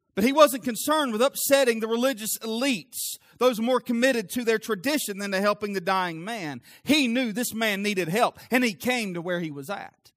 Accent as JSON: {"language": "English", "region": "the South", "country": "United States", "said": "I'm from the South."}